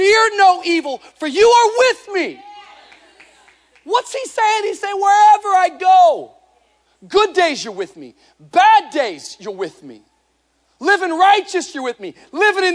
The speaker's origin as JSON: {"language": "English", "region": "Washington", "country": "United States", "tie": "born or raised there", "moved": "yes", "said": "Washington. That's where I grew up, state of Washington."}